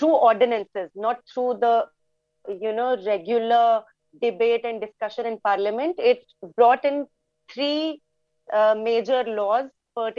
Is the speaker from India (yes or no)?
yes; India; I'm from India.